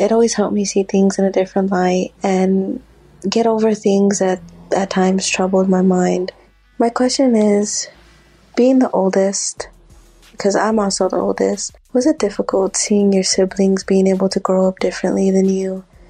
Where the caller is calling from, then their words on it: San Antonio, Texas, United States; Hi, Cheekies. I'm from San Antonio.